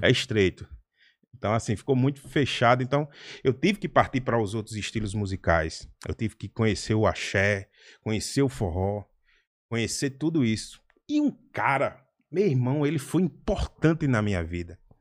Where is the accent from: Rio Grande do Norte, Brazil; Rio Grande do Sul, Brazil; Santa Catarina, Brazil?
Rio Grande do Norte, Brazil; Natal; um nordestino como eu, natalense, potiguar, com essas gírias todas